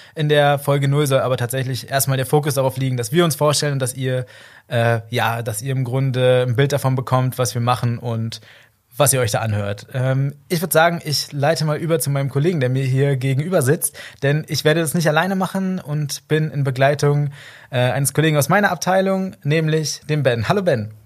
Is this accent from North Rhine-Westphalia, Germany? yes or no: no; Berlin, Germany; now in Cologne, Germany; ich komme nicht hier aus der Region ursprünglich, also ich komme aus Berlin und Umgebung